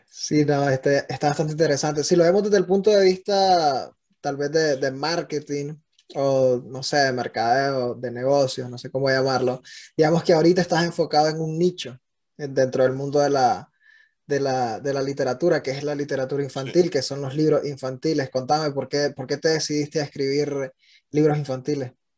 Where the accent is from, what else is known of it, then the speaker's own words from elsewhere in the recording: Nicaragua; now in United States; un Nica en Estados Unidos